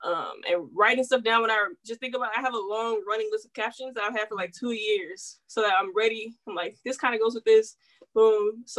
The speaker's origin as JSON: {"language": "English", "region": "the South", "country": "United States", "said": "She from Atlanta, so you know I'm like from the South."}